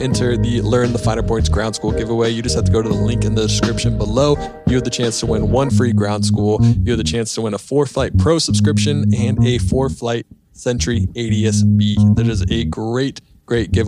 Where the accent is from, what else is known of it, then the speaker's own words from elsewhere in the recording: the South, United States; I'm from the South as well